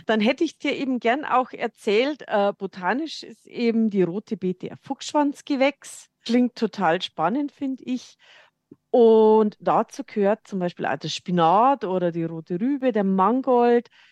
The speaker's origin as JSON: {"language": "German", "region": "Lower Bavaria", "country": "Germany", "moved": "yes", "lives_now": "Munich, Germany", "said": "Ich komme ja aus Niederbayern, hört man vielleicht"}